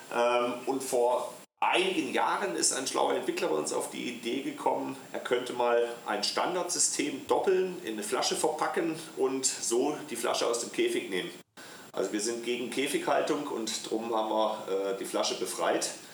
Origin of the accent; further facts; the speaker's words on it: Black Forest, Baden-Württemberg, Germany; accent: Swabian; moved away as an adult; also born or lived in Deister, Lower Saxony; mein Ursprung, ich weiß nicht, ob ich es dir schon mal erzählt hatte, ist ja der Schwarzwald